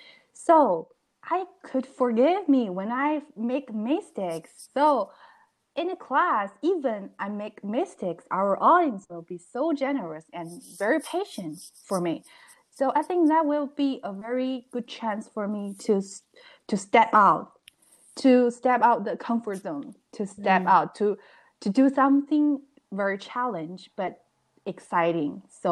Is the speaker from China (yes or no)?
yes; China; English is a second language; moved away as an adult; now in United States; I came from China, I know Chinese. I learned the Chinese culture when I was in college.